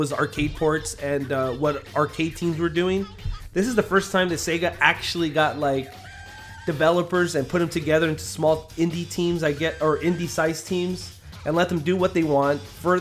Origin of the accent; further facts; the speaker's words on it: United States; we're from America